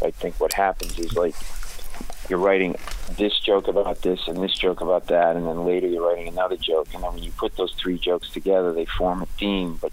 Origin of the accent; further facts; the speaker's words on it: Rhode Island, United States; we're from Rhode Island, and we only pronounce, like, every fifth R